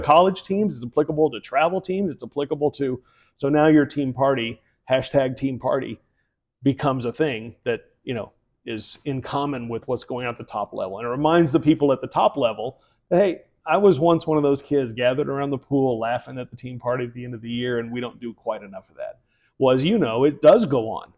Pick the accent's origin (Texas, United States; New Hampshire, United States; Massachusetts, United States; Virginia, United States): Texas, United States; Houston; moved away; also born or lived in Philadelphia / New York; I'm I'm from Houston